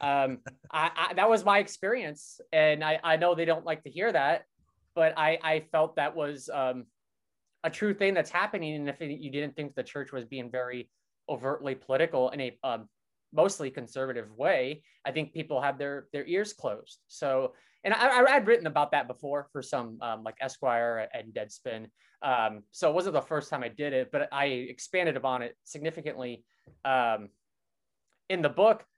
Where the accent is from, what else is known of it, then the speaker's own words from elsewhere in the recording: Brainard, Nebraska, United States; moved away as an adult; now in Brooklyn, United States; I'm from this small town in Nebraska where people tend to be conservative